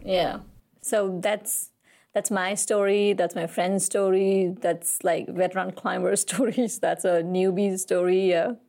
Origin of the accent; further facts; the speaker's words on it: Kathmandu, Bagmati, Nepal; I was born and raised in Kathmandu